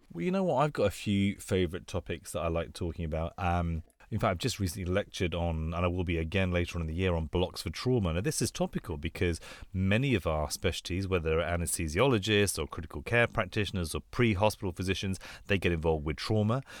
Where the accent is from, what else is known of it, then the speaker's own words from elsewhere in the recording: London, United Kingdom; also born or lived in Bangkok, Thailand; I grew up in London